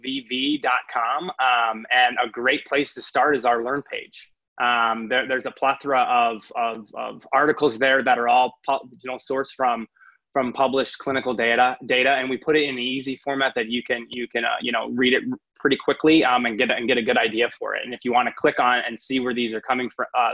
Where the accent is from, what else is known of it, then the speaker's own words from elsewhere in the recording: Midwest, United States; moved away; I'm originally from the Midwest